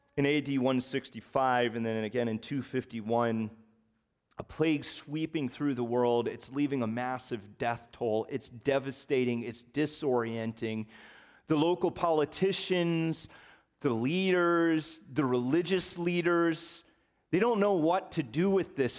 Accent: the North, United States; also born or lived in West Virginia; I left West Virginia at the ripe old age of six months. And I went north, past that Mason-Dixon line, and I was raised in Yankee territory.

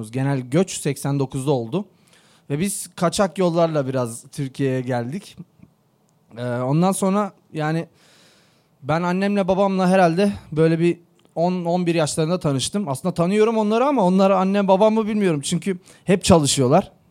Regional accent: Kardzhali, Kardzhali Province, Bulgaria; born there; Ee, ben 1990 yılında Bulgaristan'ın Kırcaali kentinde doğdum.

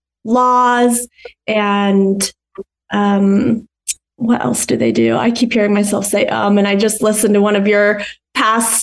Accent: Colorado, United States; I grew up in Colorado

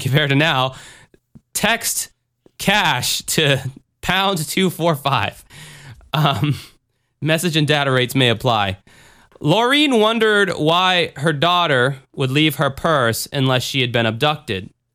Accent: the South, United States; Me growing up in the South

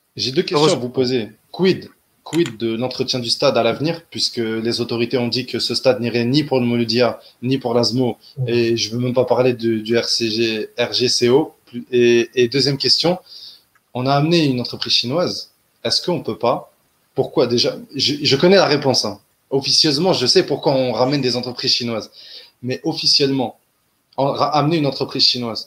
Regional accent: Algeria

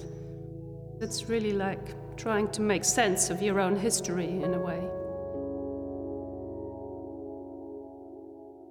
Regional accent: Switzerland; Growing up in Switzerland, I was born to a family of immigrants. Both my parents came from Hungary in 56.

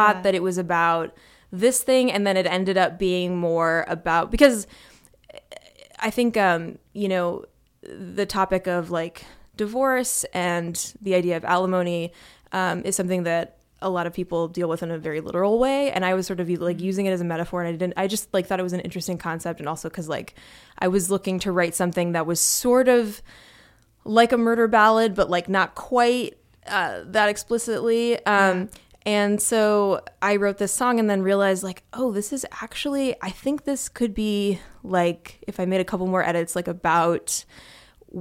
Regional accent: Midwest, United States; I do have a strong identity as a Midwesterner. I've lived in the Midwest my whole life

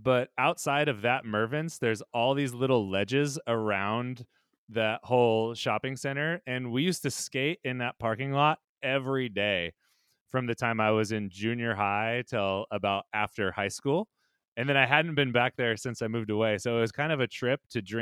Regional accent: Modesto, California, United States; my hometown of Modesto, California

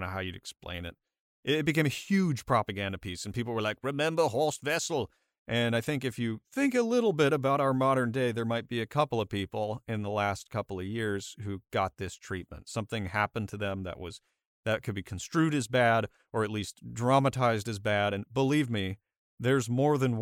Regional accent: United States; I'm an American

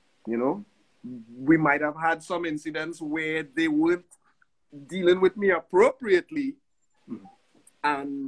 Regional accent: New York, United States; also born or lived in Trinidad and Tobago; we were born in Trinidad and Tobago, but we grew up in Brooklyn. We came together, we connected here in Brooklyn, New York.

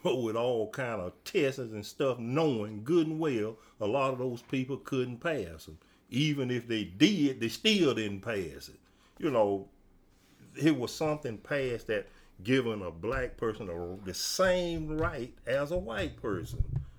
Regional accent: Mississippi, United States; What we grew up in the South and Mississippi, and it's all over the state of Mississippi and the South too.

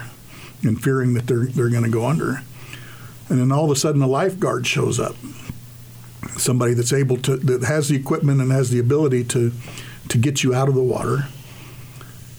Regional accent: United States; As American soldiers

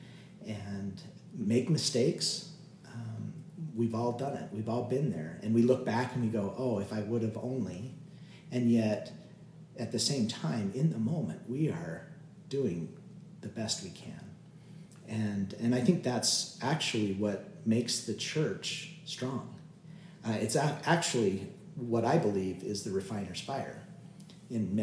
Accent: Utah, United States; a lot of us that have been born and raised in Utah

